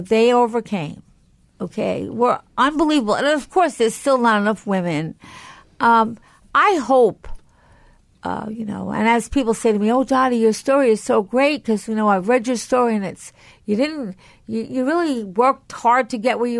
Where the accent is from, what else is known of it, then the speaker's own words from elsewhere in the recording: Franklin Square, New York, United States; also born or lived in Syosset, New York; I grew up in Franklin Square and San Syosset